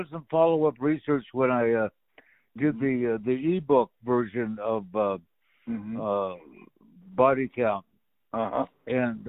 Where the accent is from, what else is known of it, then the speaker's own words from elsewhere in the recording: Walla Walla, Washington, United States; moved away; friends of my family back in my hometown.